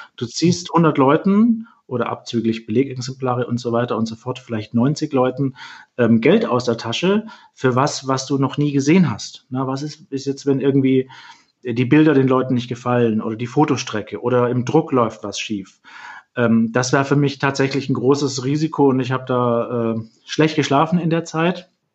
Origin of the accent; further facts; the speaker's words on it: Swabia, Germany; moved away as an adult; now in Hamburg, Germany; dass ich äh, Süddeutscher bin, aus dem Schwäbischen komme